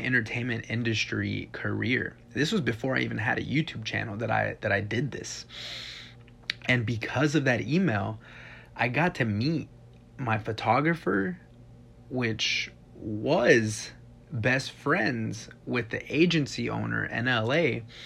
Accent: Texas, United States; moved away; I'm from Texas

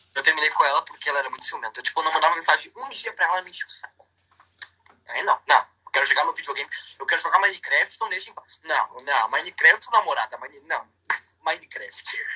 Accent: Porto Alegre, Rio Grande do Sul, Brazil; Eu sou de Porto Alegre.

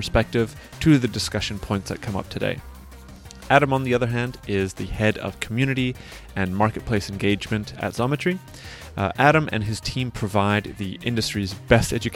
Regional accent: Canada; now in Barcelona, Spain; I'm Canadian.

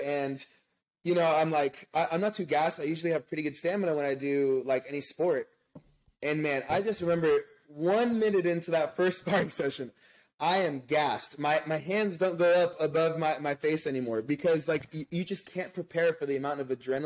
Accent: Los Angeles, California, United States; now in North County San Diego, United States; My hometown is

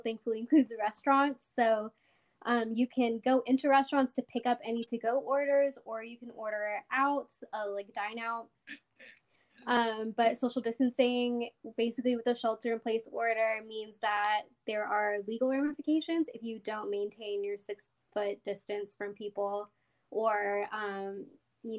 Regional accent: Odessa, Texas, United States; moved away as an adult; now in Dallas, United States; I grew up in Odessa, but right now I live in Dallas, Texas.

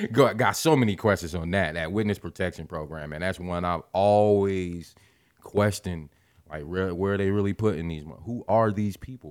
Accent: Midwest, United States; We're from the Midwest.

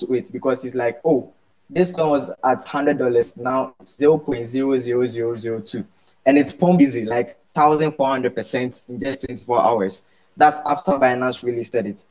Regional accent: Ghana; from Ghana

